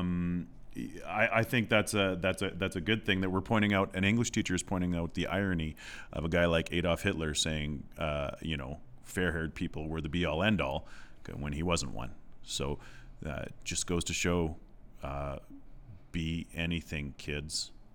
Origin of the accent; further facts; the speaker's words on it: southwest Saskatchewan, Canada; moved away; I grew up, like I said, in southwest Saskatchewan